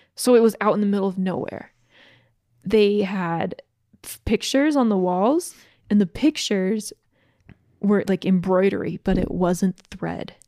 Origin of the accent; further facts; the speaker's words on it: Lake Lanier, Georgia, United States; I grew up on Lake Lanier in Georgia